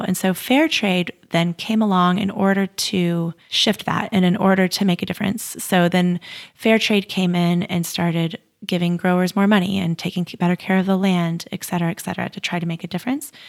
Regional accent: United States; I was growing up in the United States

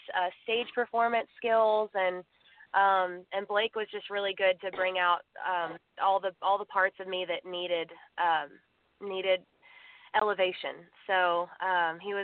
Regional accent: Waco, Texas, United States; I am from Waco, Texas

